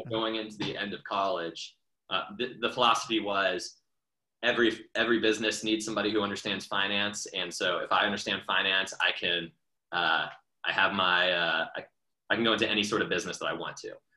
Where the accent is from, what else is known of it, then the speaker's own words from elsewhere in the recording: Atlanta, Georgia, United States; I grew up in Atlanta